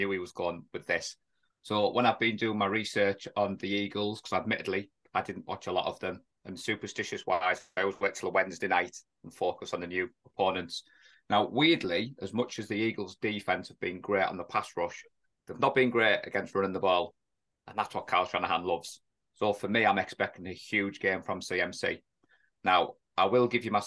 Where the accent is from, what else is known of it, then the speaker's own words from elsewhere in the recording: England, United Kingdom; an Englishman who's not an NFL coach